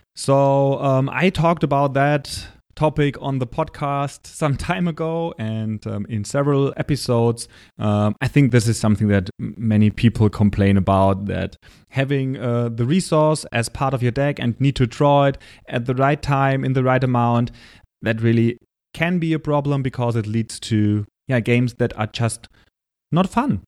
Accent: Germany; accent: German; English is a second language; say that word with my German accent and my bad pronunciation

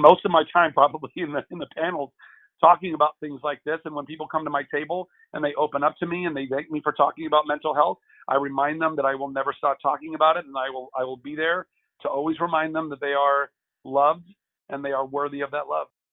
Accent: Southern California, United States; also born or lived in Lake Charles, Louisiana; I grew up in Southern California most of my life

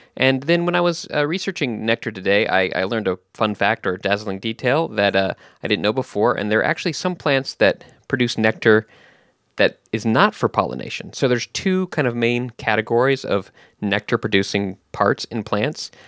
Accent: Texas, United States; moved away; I grew up in Texas, and we have the blue bonnets there

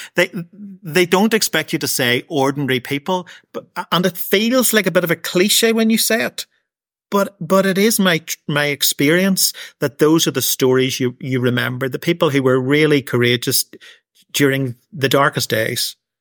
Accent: Portadown, Northern Ireland, United Kingdom; Portadown is my hometown

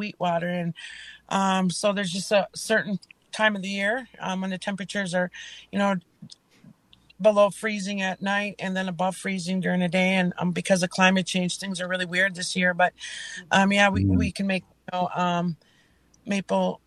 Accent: Leech Lake, Minnesota, United States; from Leech Lake

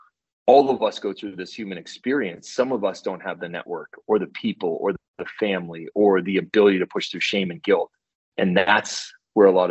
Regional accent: East Coast, United States; moved away; I'm from the East Coast, so I'm very conversive with people

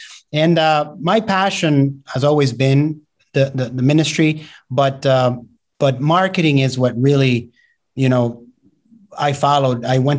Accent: Argentina; born there; I was born in Argentina, and my dad is a retired pastor now.

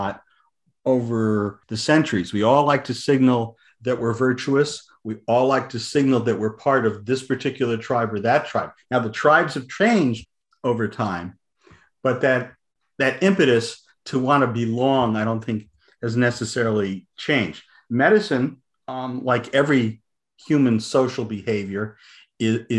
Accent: Southern California, United States; moved away as an adult; also born or lived in eastern United States; I grew up in Southern California

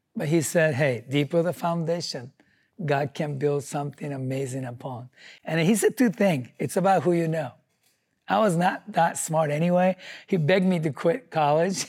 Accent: Japan; English is a second language; moved away as an adult; now in United States; I'm from Japan with nothing, no money, no English

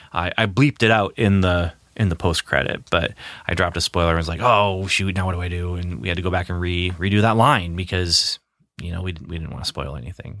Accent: Midwest, United States; growing up in the Midwest

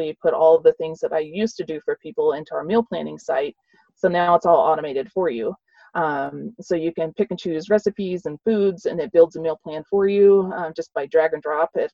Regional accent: the South, United States; I grew up in the South

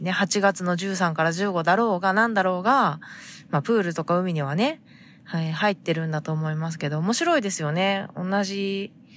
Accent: Fukuoka, Japan; now in San Diego, United States; 私が生まれ育った、えー、福岡の海

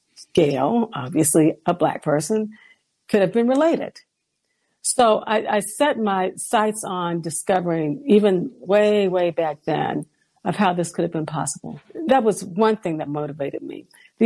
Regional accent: Washington, District of Columbia, United States; moved away as an adult; now in Virginia, United States; when I was a 13-year-old girl growing up in Washington, D.C., in a comfortably middle-class family.

